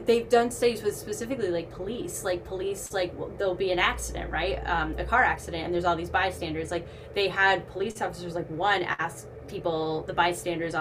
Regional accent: Boston, Massachusetts, United States; I'm from Boston

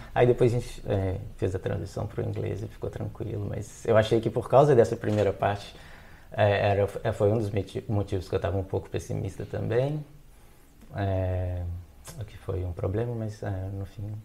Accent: Belo Horizonte, Minas Gerais, Brazil; moved away as an adult; also born or lived in Belém, Brazil; now in Germany; eu sou de Belo Horizonte, em Minas Gerais

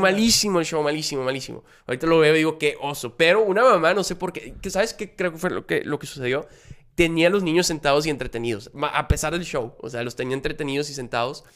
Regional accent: Monterrey, Nuevo León, Mexico; yo soy aquí de Monterrey

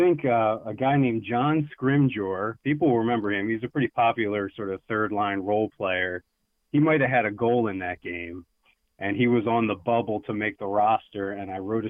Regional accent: West Chester, Pennsylvania, United States; moved away as an adult; now in Lancaster, United States; I grew up in Westchester, which is southeastern PA

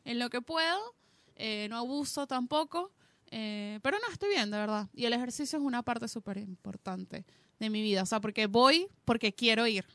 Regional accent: Venezuela; moved away; nací en Venezuela

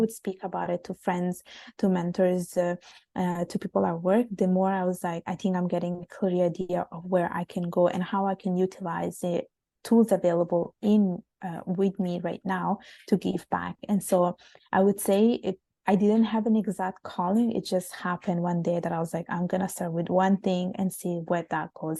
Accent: Italy; moved away as an adult; also born or lived in Bangladesh; now in Canada; living in Italy, growing up in Italy, which is a, such a warm and sunny country

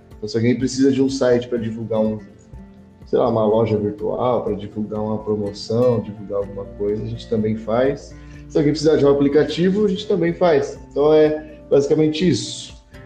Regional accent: Hortolândia, São Paulo, Brazil; now in Monte Mor, Brazil; moro em Montemor, mas eu sou de Hortolândia

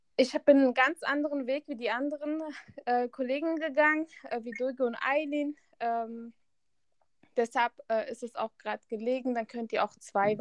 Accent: Hesse, Germany; Ich komme aus Hessen

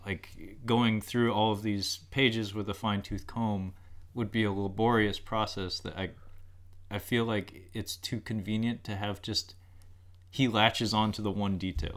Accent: United States; as an American who hasn't really traveled much

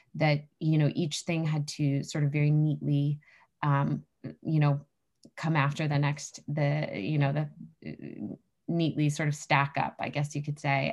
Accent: New Hampshire, United States; I grew up in New Hampshire, which is where I live now

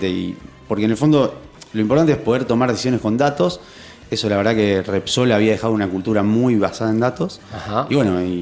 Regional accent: Rosario, Santa Fe, Argentina; also born or lived in Bariloche / Campana; Tengo 40. 40, ahí va. Rosarino. Soy rosarino. Eh, estudié acá en Rosario el colegio y después la facultad fui a estudiar a Bariloche, al Instituto Balseiro.

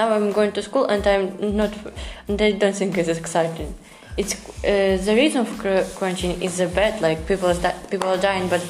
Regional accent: Ukraine; also born or lived in Kyiv; I'm Ukrainian.

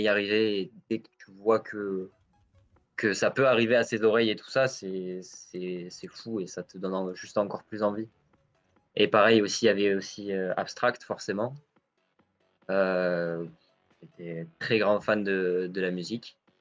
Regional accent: near Cap d'Agde, Occitania, France; Moi, je suis du sud de la France, à côté du Cap d'Agde

